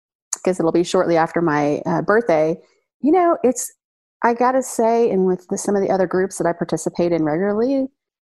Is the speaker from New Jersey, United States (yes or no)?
no; Oklahoma City, Oklahoma, United States; my hometown of Oklahoma City